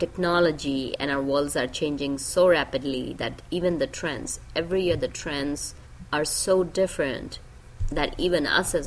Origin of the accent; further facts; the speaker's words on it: India; moved away as an adult; now in United States; I grew up in India